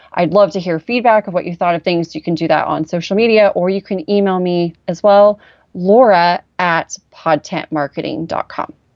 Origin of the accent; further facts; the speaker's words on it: Orange County, California, United States; I grew up in Orange County, but I personally felt poor